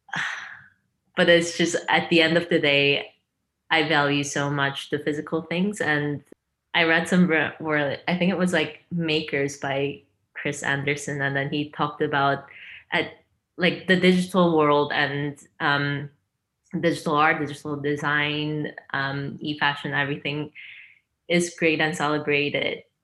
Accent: China; moved away; also born or lived in Korea; I'm half Chinese, half Korean, and I grew up in China and Korea, half and half kind of, but mostly in China

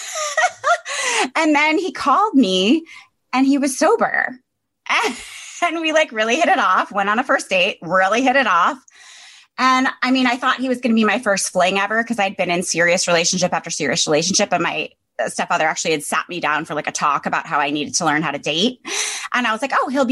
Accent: Connecticut, United States; moved away; I'm from Connecticut.

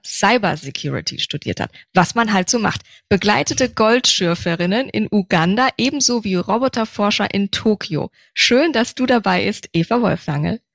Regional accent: Nuremberg, Bavaria, Germany; in meiner Heimatstadt in Nürnberg

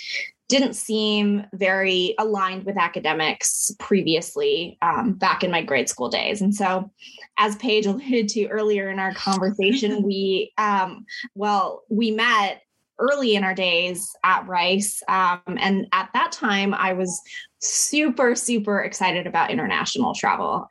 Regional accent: Lynchburg, Virginia, United States; I was born in the foothills of the Blue Ridge Mountains in Lynchburg, Virginia, to two Filipino immigrant parents

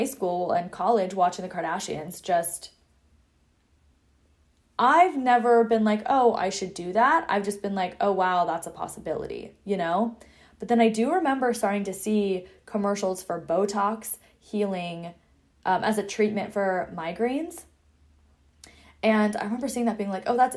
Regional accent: Seattle, Washington, United States; moved away as an adult; I'm also from Seattle

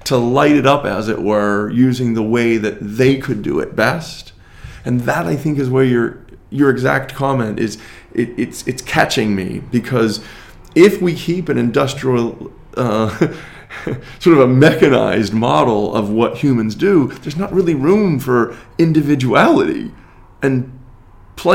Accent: United States; as an American

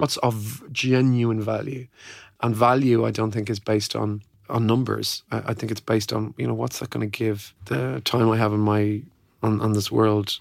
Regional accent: Ireland; I came from Catholic Ireland

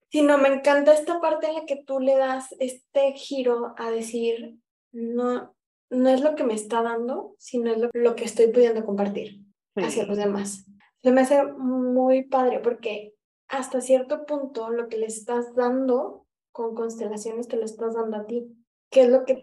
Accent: Guadalajara, Jalisco, Mexico; yo soy de Guadalajara

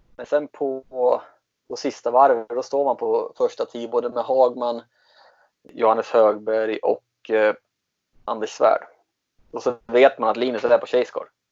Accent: Katrineholm, Södermanland, Sweden; moved away as an adult; also born or lived in Germany / Falun; jag är uppvuxen utanför i Katrineholm

